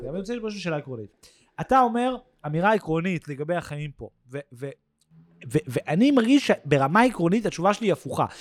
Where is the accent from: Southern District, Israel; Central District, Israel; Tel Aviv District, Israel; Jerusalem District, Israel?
Tel Aviv District, Israel; Tel Aviv; also born or lived in New York, United States; now in Jaffa, Israel; אני גדלתי במרכז העיר